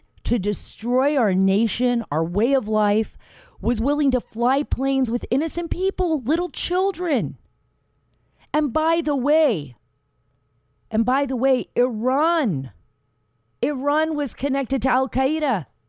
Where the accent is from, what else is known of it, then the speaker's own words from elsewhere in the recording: Saudi Arabia; Because I grew up in Saudi Arabia. You know, my father worked over there. He was an American working overseas.